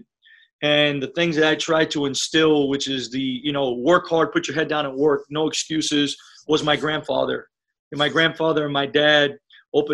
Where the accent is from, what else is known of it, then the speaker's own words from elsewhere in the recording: Miami, Florida, United States; first language Spanish; English is a second language; moved away; I was able to grow up in Miami, Florida